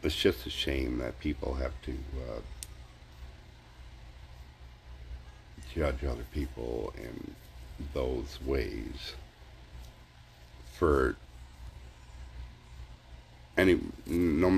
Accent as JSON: {"language": "English", "country": "United States", "said": "being American"}